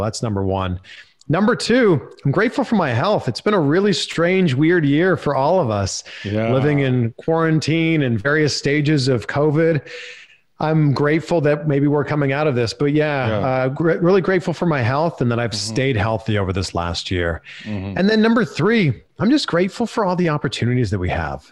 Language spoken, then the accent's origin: English; Pickering, Ontario, Canada; I grew up, born and raised in Pickering, Ontario